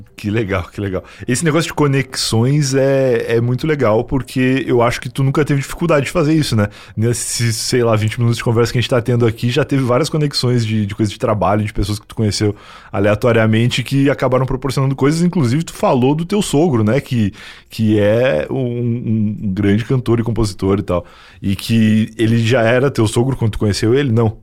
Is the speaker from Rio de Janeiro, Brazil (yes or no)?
no; interior of Rio Grande do Sul, Brazil; moved away; eu vim do interior do Rio Grande do Sul